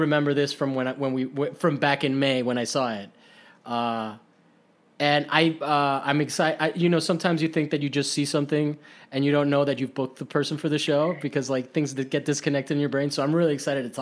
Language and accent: English; Miami, Florida, United States; now in Los Angeles, United States